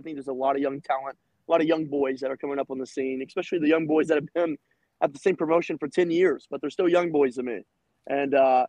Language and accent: English; Bristol, Tennessee, United States; I am the most famous name that lives in Bristol, Tennessee, being a world traveling champion.